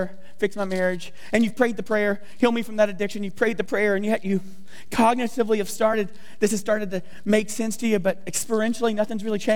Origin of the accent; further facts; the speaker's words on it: the South, United States; I'm from the South, so a little redneck, talk funny.